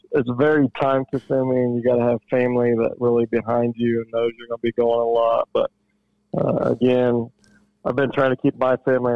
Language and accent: English; Portland, Indiana, United States; I grew up in Portland in the Jay County area